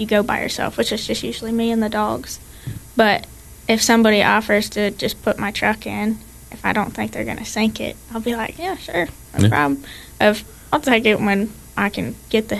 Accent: Ohio, United States; now in Tennessee, United States; I'm originally from Ohio

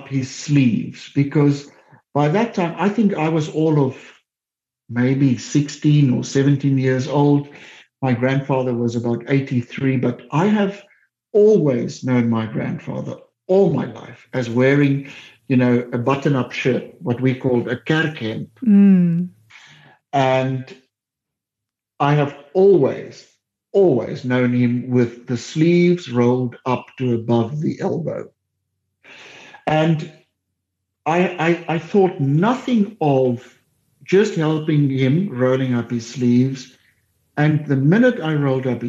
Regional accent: Heidelberg, Western Cape, South Africa; they moved to Heidelberg, where I grew up in the Cape

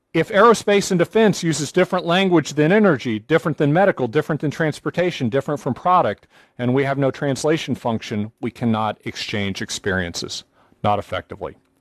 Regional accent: United States; I'm an American

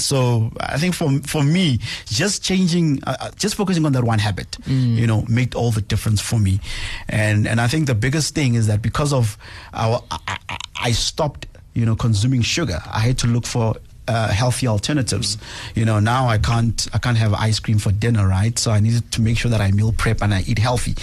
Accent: Pretoria, Gauteng, South Africa; I'm from Mamelodi, uh, township east of Pretoria, born and bred there

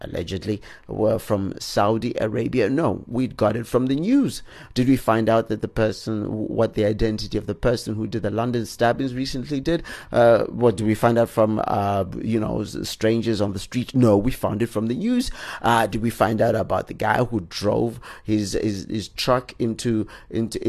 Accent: Zimbabwe; we're revealed to be Zimbabweans

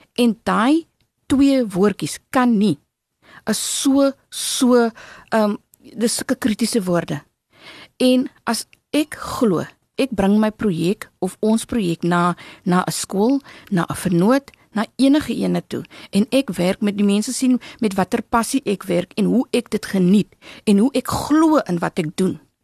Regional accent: Walvis Bay, Erongo, Namibia; now in Stellenbosch, South Africa; My hart sal altyd in Namibia bly. Altyd in Walvis Bay bly. Ehm um, in Narwal, my my om my ehm um, woonbuurt waar ek vandaan kom

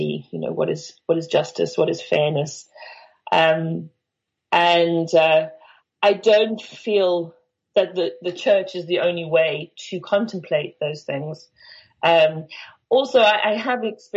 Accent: Benoni, Gauteng, South Africa; I grew up in Benoni

